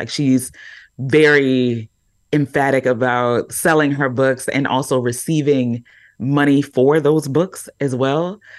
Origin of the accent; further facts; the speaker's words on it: Baltimore, Maryland, United States; So here I am, a Black woman. I've already said that I'm from Baltimore.